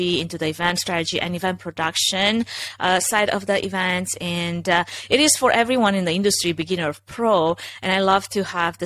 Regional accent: Romania; English is a second language; moved away as an adult; now in United States; originally I'm from Romania, if anybody's wondering, if that's not, you know, super evident that I have an accent

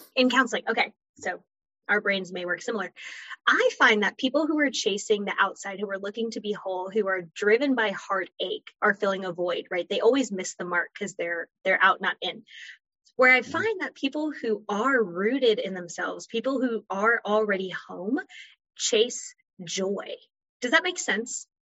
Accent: Florida, United States; moved away; also born or lived in North Carolina; I'm originally from Florida, moved to North Carolina

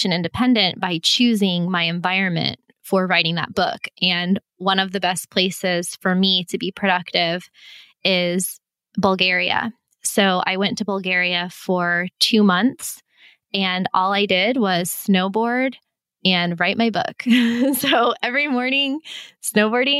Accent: Florida, United States; moved away; I'm being from Florida

